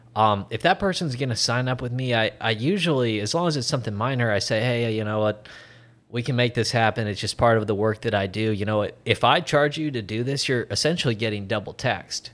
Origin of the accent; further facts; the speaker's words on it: Iowa, United States; State of Iowa. I'm from Iowa, not the biggest state